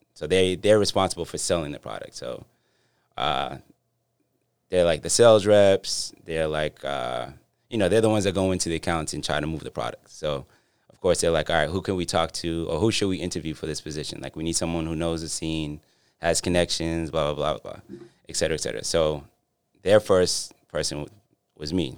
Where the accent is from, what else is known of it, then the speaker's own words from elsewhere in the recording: Boston, Massachusetts, United States; I grew up in Dorchester